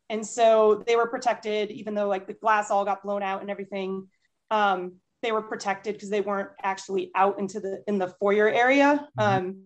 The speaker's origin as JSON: {"language": "English", "town": "Boston", "region": "Massachusetts", "country": "United States", "tie": "born or raised there", "said": "my 50th one, I wanted to do as Boston Marathon in my hometown."}